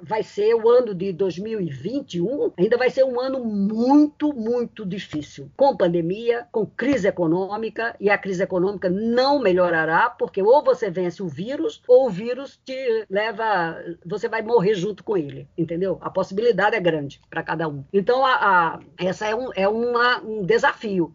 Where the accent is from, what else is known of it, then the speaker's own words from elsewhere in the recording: Northeast Region, Brazil; moved away; da minha terra, é, da minha terra do meu Nordeste